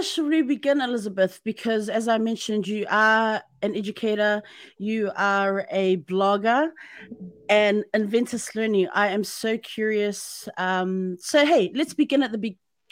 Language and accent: English; New Zealand; I'm from New Zealand